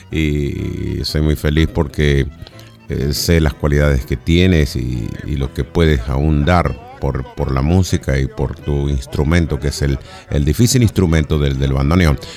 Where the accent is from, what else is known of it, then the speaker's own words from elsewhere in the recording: San Juan, Argentina; que nació en mi tierra en San Juan, también …